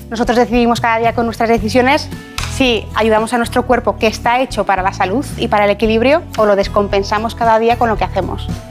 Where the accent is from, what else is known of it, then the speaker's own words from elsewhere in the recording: Ejea de los Caballeros, Aragon, Spain; also born or lived in Zaragoza; yo nací en Zaragoza, pero soy de un pueblo que se llama Ejea de los Caballeros